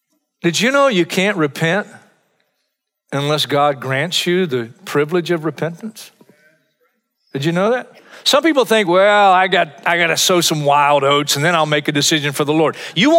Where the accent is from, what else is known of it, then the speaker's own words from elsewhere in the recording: Hartsville, South Carolina, United States; in my hometown of Hartsville, South Carolina.